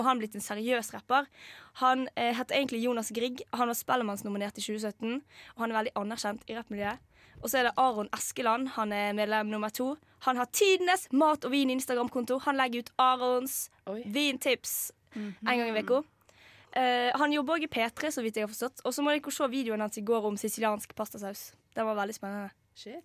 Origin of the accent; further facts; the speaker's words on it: Western Norway, Norway; now in Trondheim, Norway; vi er jo vestlendinger